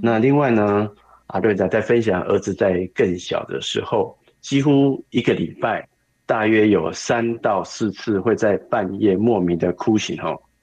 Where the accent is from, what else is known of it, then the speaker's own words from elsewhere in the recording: Kaohsiung, Taiwan; 我是来自台湾高雄的